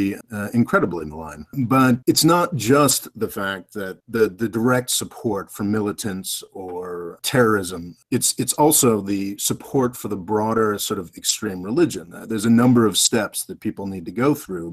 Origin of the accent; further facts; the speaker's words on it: United States; as an American